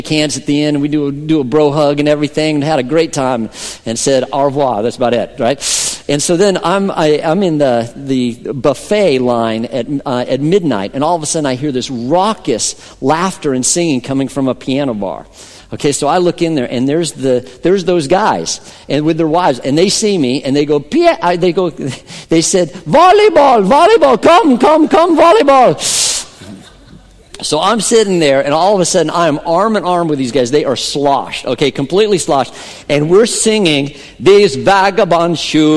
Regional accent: Colorado, United States; I was growing up in Colorado

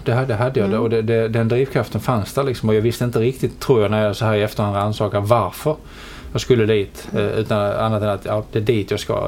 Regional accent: Helsingborg, Skåne, Sweden; accent: Scanian; also born or lived in London; jag är, som eh, dialekten antyder eh, skåning.

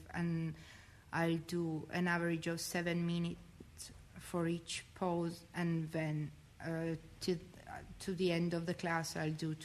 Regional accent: northern Italy, Italy; English is a second language; moved away as an adult; I come from Italy, from the north of Italy, and I'm here since 1 year.

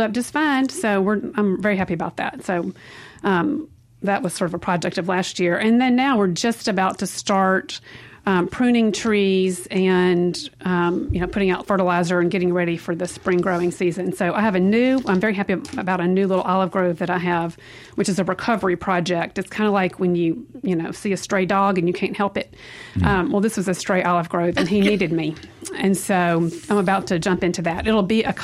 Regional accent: Mississippi, United States; moved away as an adult; now in Italy; I definitely feel that I'm a product of Mississippi

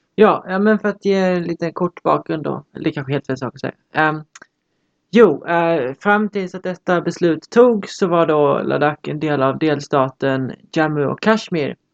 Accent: Lund, Skåne, Sweden; jag kommer från Lund

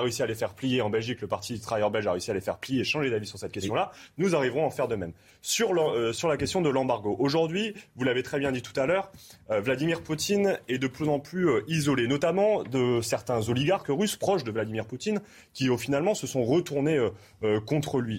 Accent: Amiens, Hauts-de-France, France; je viens d'Amiens

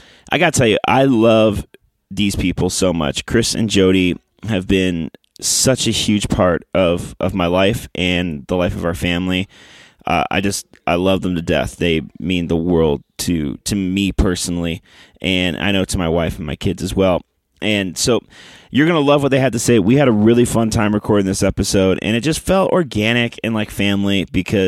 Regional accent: Canada; now in Nashville, United States; we are both from the homeland of Canada

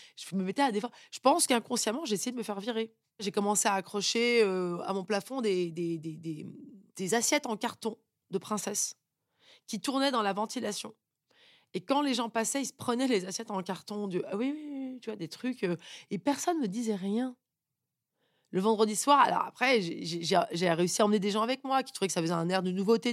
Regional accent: Paris, Île-de-France, France; also born or lived in United States; je suis née à Paris, dans une famille euh, papa banquier, euh, maman qui travaille pas

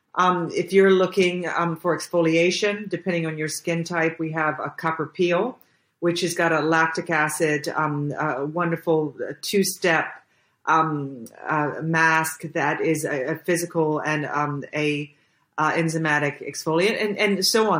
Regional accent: Jacksonville, Florida, United States; moved away as an adult; now in Budapest, Hungary; I'm from Jacksonville, Florida

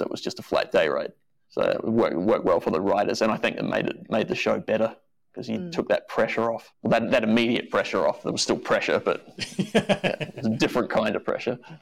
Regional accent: Australia; being Australian

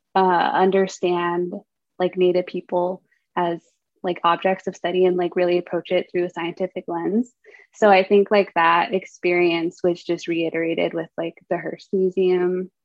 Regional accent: Durango, Colorado, United States; now in Berkeley, United States; I grew up in a town called Durango

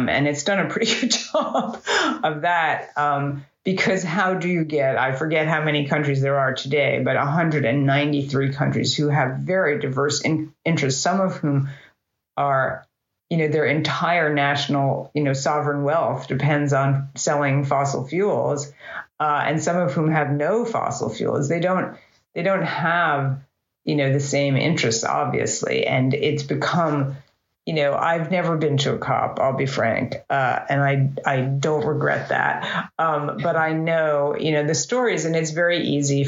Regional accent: United States; as an American

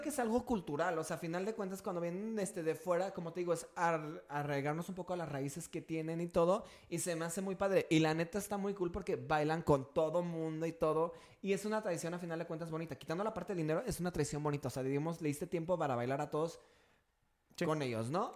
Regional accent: Mexico

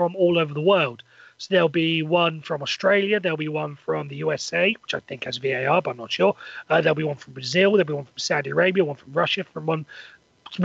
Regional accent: Welsh, Wales, United Kingdom; I'm Welsh

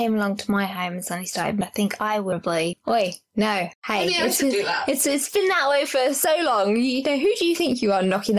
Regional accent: London, United Kingdom; accent: Cockney; I've got a Cockney accent

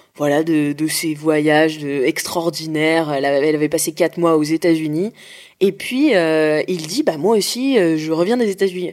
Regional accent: Nantes, Pays de la Loire, France; moved away; Je suis rentrée chez moi à Nantes

